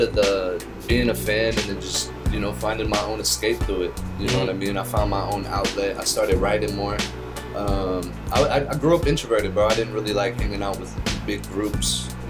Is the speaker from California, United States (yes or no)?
yes; Santa Clara, California, United States; Mainly, because I was born in the Bay Area, bro, so.